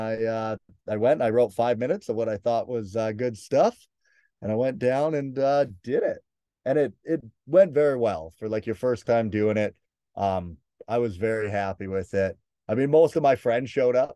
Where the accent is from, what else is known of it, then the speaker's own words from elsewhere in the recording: Prince George, British Columbia, Canada; moved away; I'm originally from Prince George